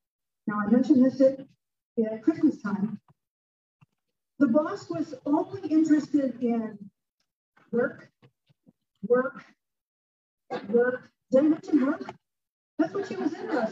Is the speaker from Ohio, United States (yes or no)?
yes; Toledo, Ohio, United States; moved away as an adult; now in Tulsa, United States; I'm from Toledo, and I was working for TPS, which is Toledo Public Schools